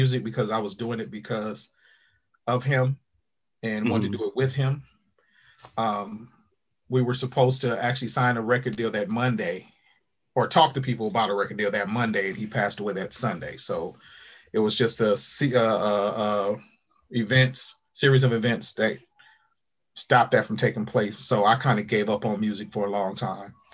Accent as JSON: {"language": "English", "town": "Lynwood", "region": "California", "country": "United States", "tie": "born or raised there", "said": "I grew up in Linwood, which is right outside of Compton"}